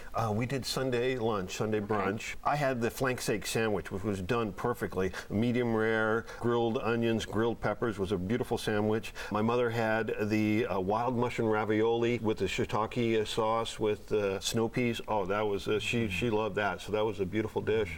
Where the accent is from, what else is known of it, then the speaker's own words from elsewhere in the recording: San Francisco, California, United States; I grew up in San Francisco